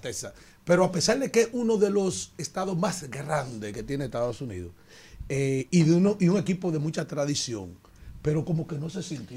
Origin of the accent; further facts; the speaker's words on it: Yaguate, San Cristóbal, Dominican Republic; Yo, yo crecí chiquitico en Yaguate